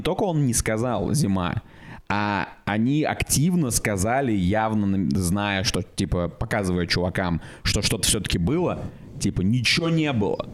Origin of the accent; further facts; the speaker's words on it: Russia; я из России.